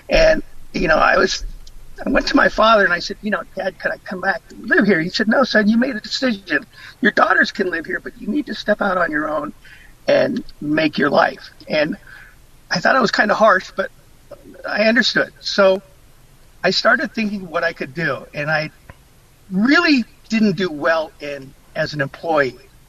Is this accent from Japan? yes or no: yes; Okinawa, Japan; born there; it began when I was military dependent. I was born in Okinawa, and my father was in the military for 35 years.